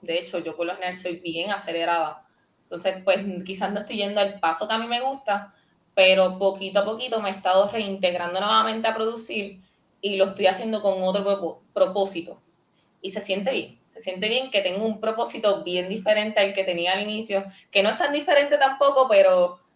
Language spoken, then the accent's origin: Spanish; Puerto Rico; Yo, yo me siento bien boricua, bien puertorriqueña